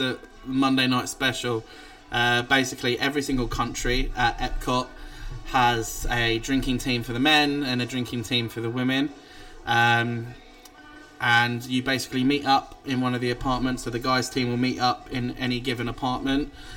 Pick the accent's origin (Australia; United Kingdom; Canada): United Kingdom; England; the only English guy on the cruise